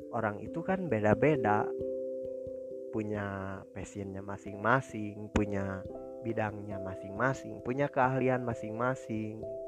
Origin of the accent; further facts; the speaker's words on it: Bandung, West Java, Indonesia; Saya berasal dari Bandung, dan saat ini saya lagi pendidikan terakhir di sekolah menengah kejuruan